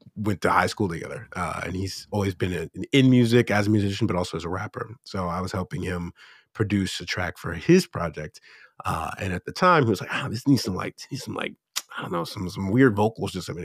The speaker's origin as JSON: {"language": "English", "town": "Erie", "region": "Pennsylvania", "country": "United States", "tie": "born or raised there", "moved": "as an adult", "lives_now": "South Korea"}